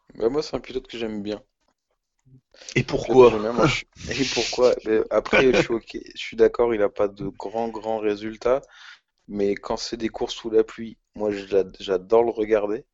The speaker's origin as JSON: {"language": "French", "country": "France", "said": "En tant que Français chauvin"}